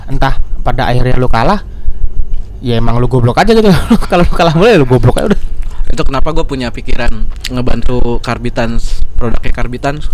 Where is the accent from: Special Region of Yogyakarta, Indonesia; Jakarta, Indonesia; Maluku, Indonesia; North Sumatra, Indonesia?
Jakarta, Indonesia; gue salah satu anak yang beruntung di kalangan gue di daerah gue di Jakarta yang punya Sega